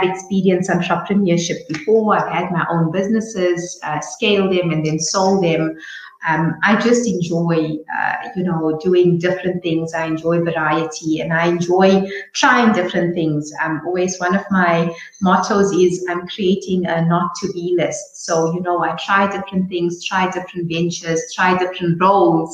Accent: Johannesburg, Gauteng, South Africa; born in Johannesburg.

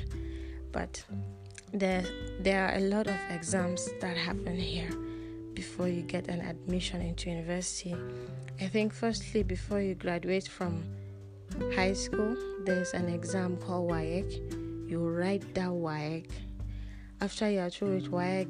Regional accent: Kaduna, Kaduna State, Nigeria; English is a second language; I'm a Nigerian. I was born and raised in Kaduna, Nigeria, in Africa.

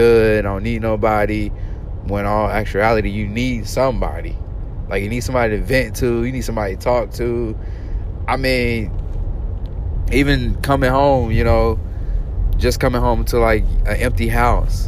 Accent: Arkansas, United States; my hometown team, Arkansas

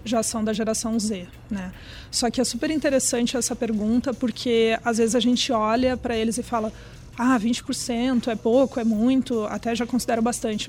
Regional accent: Brazil; eu sou brasileira

